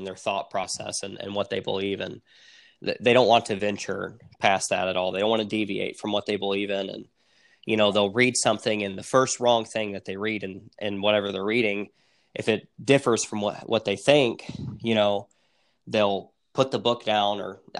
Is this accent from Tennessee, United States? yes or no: yes; Tennessee, United States; We're from the South, and Tennessee is a red state.